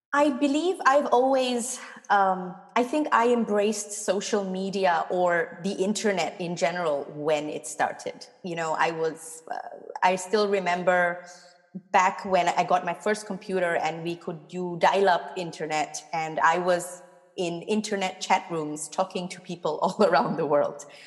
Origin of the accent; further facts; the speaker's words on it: Singapore; now in Cologne, Germany; I'm obviously born and brought up in Singapore.